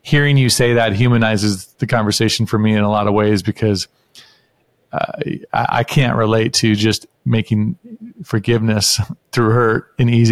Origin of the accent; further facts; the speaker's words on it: the North, United States; now in Houston, United States; I grew up in the North, so we say things differently than down here in Houston